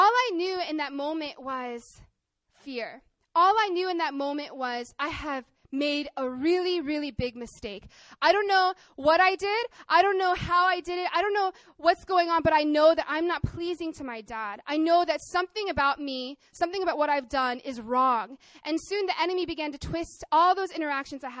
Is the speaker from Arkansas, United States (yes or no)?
yes; Arkansas, United States; I grew up in Arkansas, in the countryside, to my Korean mom and my American dad